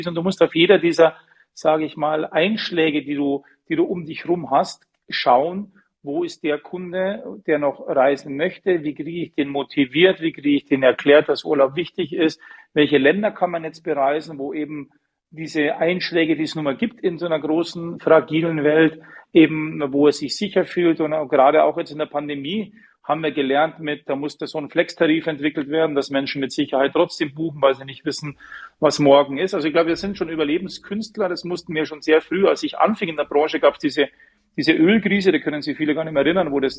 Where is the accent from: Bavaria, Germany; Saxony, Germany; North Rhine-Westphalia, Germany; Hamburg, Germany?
Bavaria, Germany; Munich; Ich bin Münchner, wenn du in deiner Stadt arbeiten kannst, zu deinem Verein gehen kannst, zum Skifahren gehen kannst